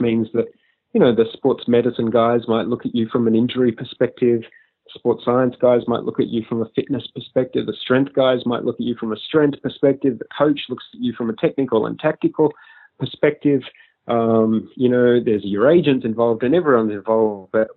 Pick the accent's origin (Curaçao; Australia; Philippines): Australia; as an Australian